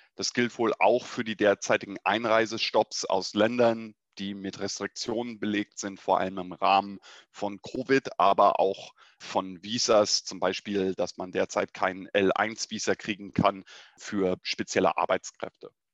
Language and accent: German; United States; ich würde gerne als der Amerikaner am Tisch